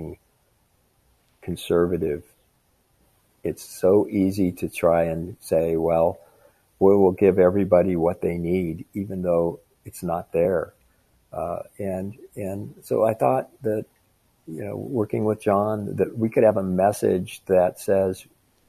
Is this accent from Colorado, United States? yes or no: yes; Colorado, United States; my home state of Colorado